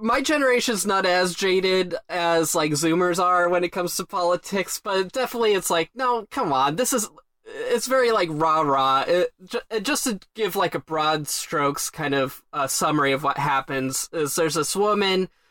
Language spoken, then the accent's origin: English; Pacific Northwest, United States; I'm from the Pacific Northwest.